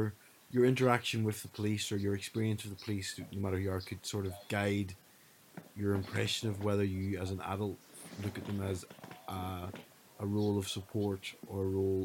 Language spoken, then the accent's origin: English; Northern Ireland, United Kingdom; I grew up obviously in Northern Ireland.